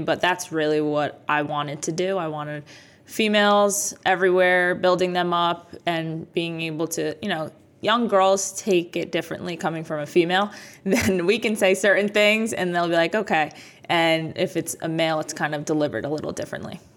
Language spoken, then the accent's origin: English; Jackson, New Jersey, United States; also born or lived in Bronx, New York / Freehold, New Jersey; I was born in the Bronx, but I grew up in this area. So I lived in Freehold, and then most of my life I lived in Jackson